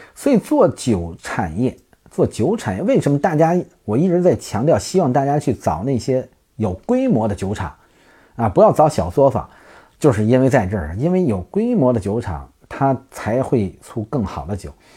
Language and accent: Chinese; Tianjin, China; 我们都是天津啊